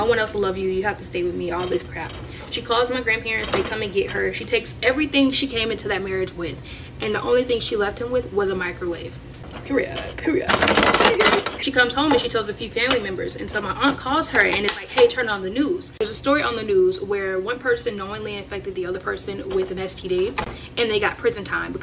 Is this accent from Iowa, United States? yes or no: no; Florida, United States; we're originally from Florida